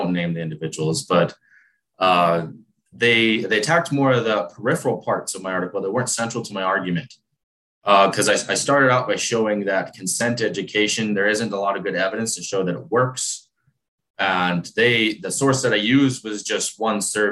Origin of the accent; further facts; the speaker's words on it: Arizona, United States; now in Utah, United States; I'm from Arizona